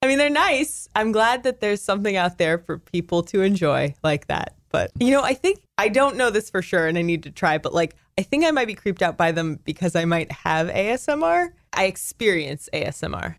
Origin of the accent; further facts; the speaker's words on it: California, United States; now in Chicago, United States; I grew up in California, so I experienced earthquakes all the time